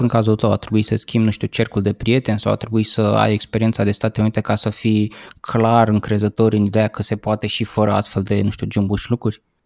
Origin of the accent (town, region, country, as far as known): Romania